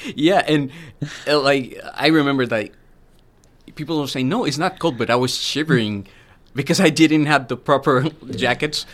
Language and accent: English; Medellin, Antioquia, Colombia; moved away as an adult; now in Cape Breton, Canada; I'm from a city. It's called Medellin.